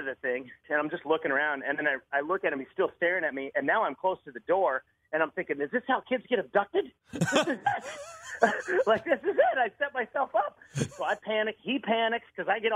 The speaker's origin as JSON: {"language": "English", "region": "Wisconsin", "country": "United States", "also_born_or_lived": "Los Angeles", "moved": "yes", "lives_now": "Tybee Island, United States", "said": "I'm from Wisconsin"}